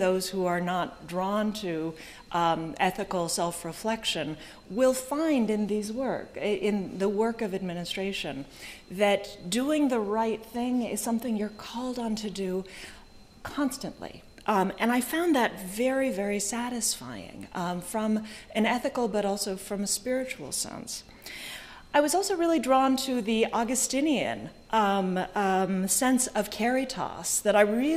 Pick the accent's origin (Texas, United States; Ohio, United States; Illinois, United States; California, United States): California, United States; Silicon Valley; I grew up in Silicon Valley